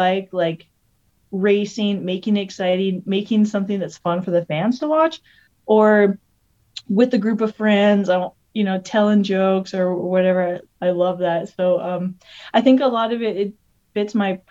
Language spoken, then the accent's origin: English; Alberta, Canada; moved away as an adult; also born or lived in Vancouver, British Columbia; I'm from a small little town in Canada, Alberta, Canada.